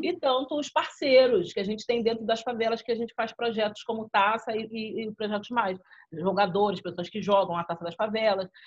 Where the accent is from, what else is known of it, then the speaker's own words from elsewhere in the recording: Rio de Janeiro, Brazil; also born or lived in Cinco Bocas favela (Brás de Pina, Rio de Janeiro); fui criada no Parque Esperança, parte da minha vida